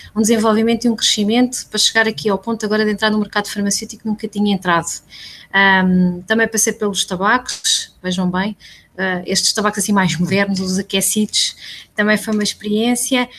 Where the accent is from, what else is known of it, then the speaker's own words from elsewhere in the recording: Santarém, Santarém District, Portugal; sou ribatejana, nascida e criada em Santarém